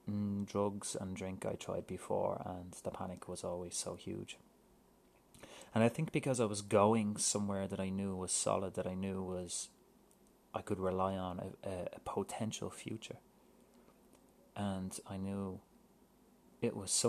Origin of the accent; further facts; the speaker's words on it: Ireland; moved away as an adult; also born or lived in United Kingdom; now in Vancouver, Canada; When I moved to Vancouver from Ireland